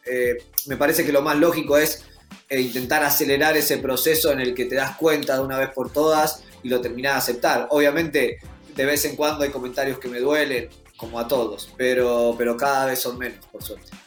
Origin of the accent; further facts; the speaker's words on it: Argentina; nos cruzamos a todos los otros argentinos